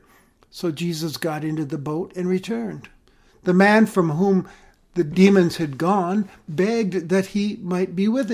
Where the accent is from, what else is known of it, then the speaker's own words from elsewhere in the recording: United States; We've always cherished our freedom as Americans